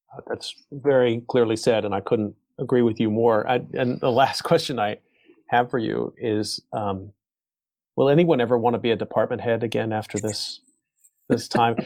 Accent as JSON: {"language": "English", "country": "United States", "moved": "yes", "lives_now": "South Korea", "said": "as an American living here"}